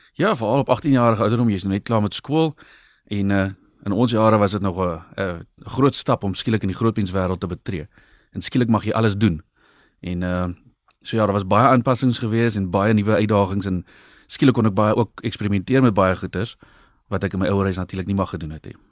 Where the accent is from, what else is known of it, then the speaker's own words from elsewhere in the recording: Brakkeveld, South Africa; moved away; Ek het in Brakkeveld groot geword oorspronklik en ek's nou maar weer terug daarso